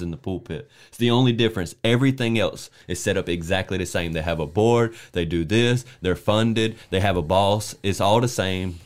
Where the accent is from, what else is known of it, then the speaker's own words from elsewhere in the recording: South Carolina, United States; I'm from South Carolina